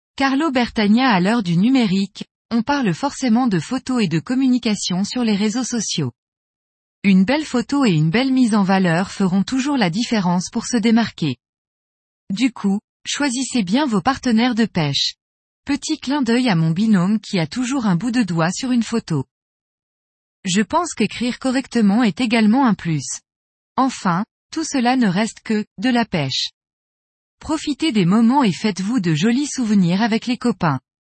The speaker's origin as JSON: {"language": "French", "town": "Metz", "region": "Grand Est", "country": "France", "said": "je suis de Metz en Moselle, est de la France. Ma belle région"}